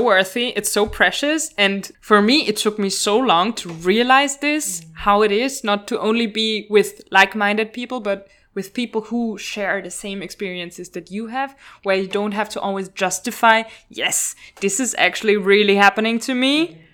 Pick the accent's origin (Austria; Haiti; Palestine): Austria; Vienna; moved away as an adult; now in Brussels, Belgium; I'm from Vienna